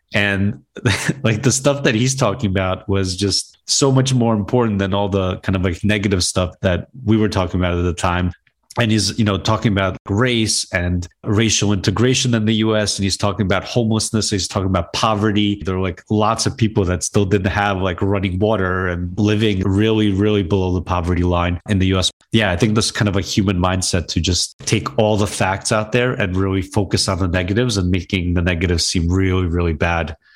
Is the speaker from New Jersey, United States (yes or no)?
yes; Wayne, New Jersey, United States; also born or lived in Chernivtsi, Ukraine / Brooklyn, New York; basically grew up in Brooklyn and North Jersey in a town called Wayne, New Jersey.